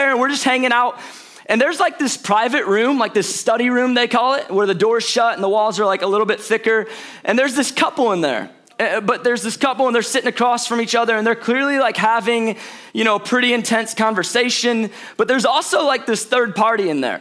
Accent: St. Louis, Missouri, United States; moved away as an adult; now in Atlanta, United States; I was born in St. Louis, Missouri.

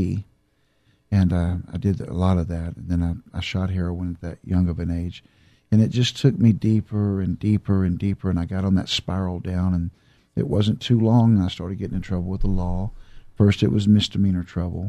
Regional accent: Houston, Texas, United States; I grew up in southeast Houston, Texas, right there in Sunnyside area around Hobby Airport

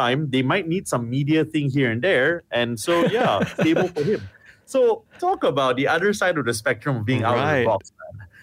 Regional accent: Ipoh, Perak, Malaysia; growing up in Ipoh

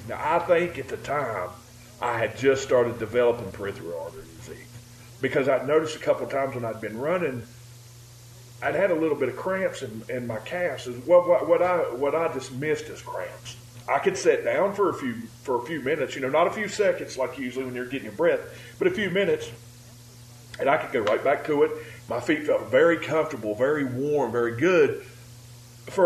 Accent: West Virginia, United States; I'm from West Virginia.

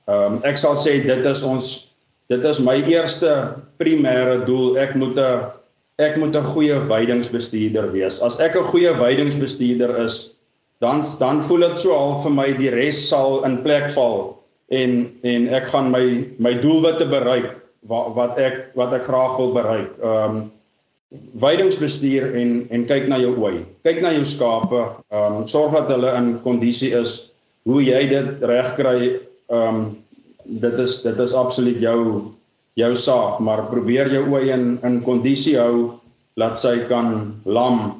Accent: Vredendal, Western Cape, South Africa; born there; Maar nou, ek is gebore in Vredendal in die Weskaap. Um, ons het ons het getrek alhoewel noord toe.

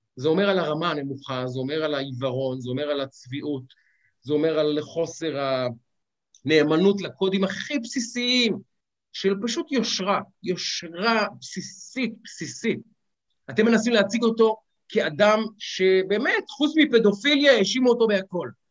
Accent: Ramat Gan, Tel Aviv District, Israel; אני גדלתי בשכונה חרדי, אה, שכונה חילונית, סליחה. וברמת גן

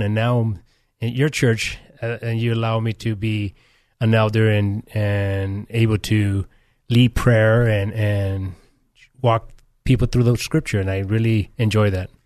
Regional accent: California, United States; also born or lived in Nicaragua; I was born here in California. I was, uh, for seven years, I was raised in Central America, Nicaragua.

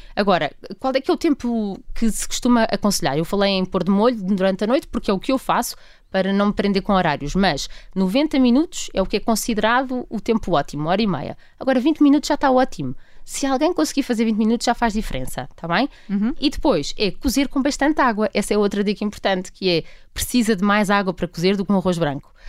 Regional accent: Portugal; enquanto portugueses

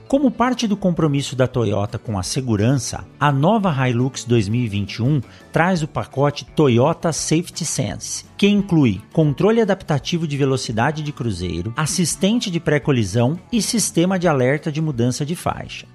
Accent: São Paulo, Brazil; Eu nasci em São Paulo de pequeno pequeno tinha pouco contato com o campo

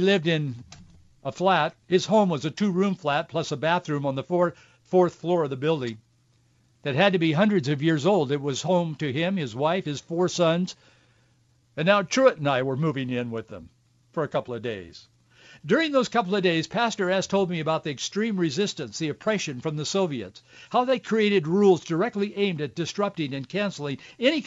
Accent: United States; I was from the United States

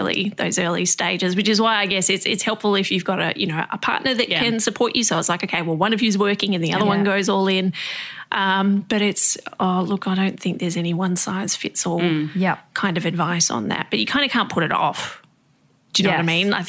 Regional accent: Tasmania, Australia; moved away; I was from Tassie myself

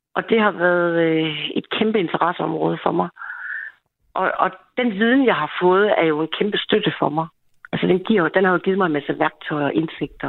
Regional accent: Denmark; Jeg er jo ikke jyde for ingenting

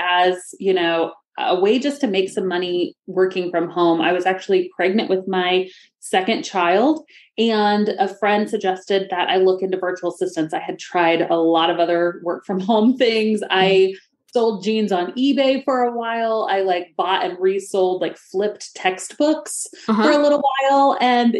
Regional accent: Missouri, United States; also born or lived in Florida; I grew up in Missouri, but I moved to Florida after college or after high school for college

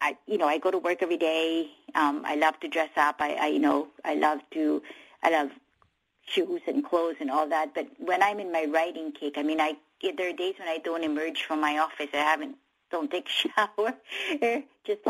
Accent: Philippines; now in United States; the Philippines, obviously my home country

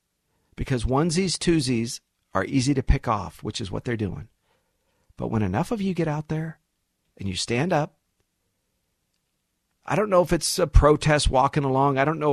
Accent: United States; born there; I was born in the United States.

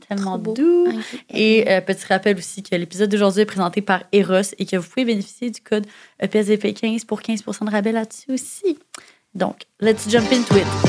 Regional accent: Montreal, Quebec, Canada; j'avais de la misère à accepter plus jeune que je venais de Montréal

